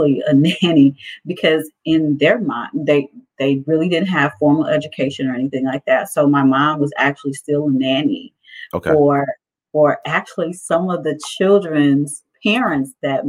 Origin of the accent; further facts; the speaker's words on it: East St. Louis, Illinois, United States; moved away; I grew up in East St. Louis, Illinois.